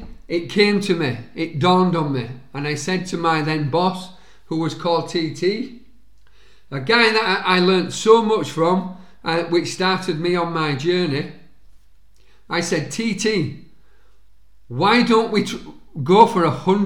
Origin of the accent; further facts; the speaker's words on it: Halifax, Yorkshire and the Humber, United Kingdom; a rugby league club in my hometown, Halifax Rugby League Club